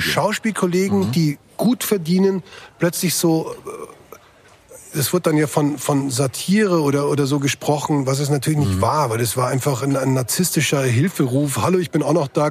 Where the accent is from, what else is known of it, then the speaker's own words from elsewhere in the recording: Bavaria, Germany; ich bin hier als Bayer in Bayern angetreten